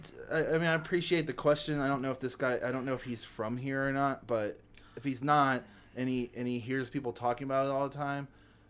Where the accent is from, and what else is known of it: Cincinnati, Ohio, United States